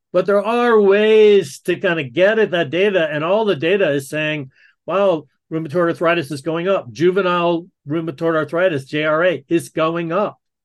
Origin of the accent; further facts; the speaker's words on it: the South, United States; growing up in the South